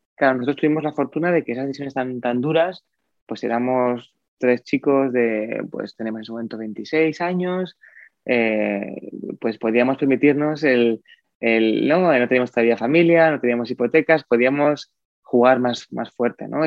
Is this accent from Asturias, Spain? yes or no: yes; Oviedo, Asturias, Spain; Yo de Oviedo